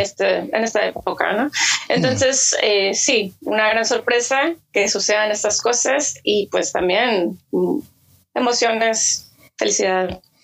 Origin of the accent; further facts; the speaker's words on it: Mexico; also born or lived in Hermosillo, Sonora; soy mexicana y vivo en Hermosillo, Sonora